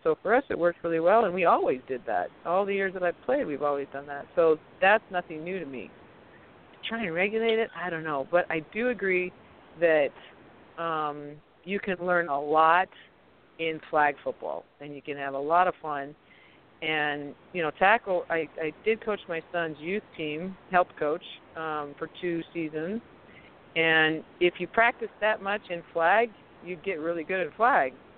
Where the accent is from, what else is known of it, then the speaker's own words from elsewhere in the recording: Arizona, United States; I'm from Arizona